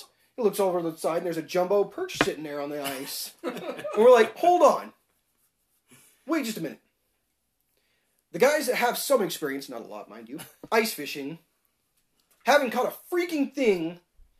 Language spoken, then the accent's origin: English; Idaho, United States; I was from Idaho